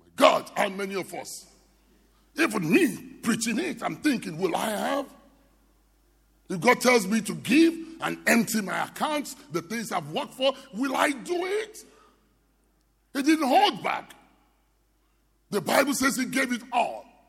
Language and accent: English; Nigeria; I'm from Nigeria.